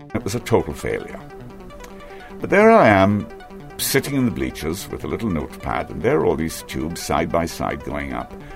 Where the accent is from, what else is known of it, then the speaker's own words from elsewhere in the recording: Trinidad & Tobago; also born or lived in Georgetown, Guyana; I was taken in my mother's womb to Georgetown, Guyana, where I was born in the General Hospital in the embrace of her family and brought back to Trinidad shortly thereafter in her arms.